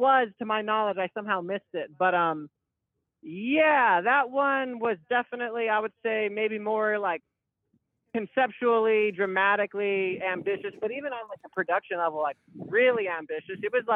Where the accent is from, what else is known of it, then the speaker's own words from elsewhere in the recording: Albuquerque, New Mexico, United States; moved away as an adult; I'm originally from Albuquerque, New Mexico, and I moved here when I was about 18 or 19